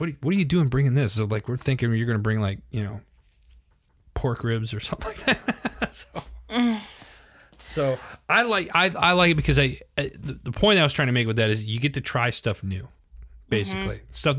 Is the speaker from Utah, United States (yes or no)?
no; Wisconsin, United States; I mean, hello, cheese. I'm from Wisconsin.